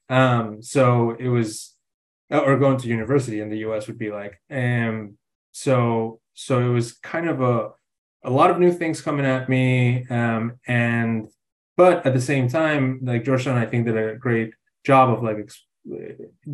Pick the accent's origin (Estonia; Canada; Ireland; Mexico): Mexico; Mexico City; moved away as an adult; now in United States; I'm originally from Mexico City, have been living in the States for a while now